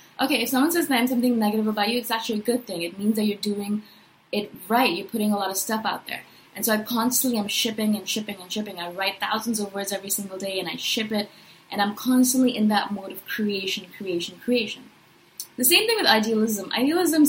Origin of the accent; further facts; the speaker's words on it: India; also born or lived in Chiang Mai, Thailand; now in Toronto, Canada; I'm from India originally. Now I live in Toronto, Canada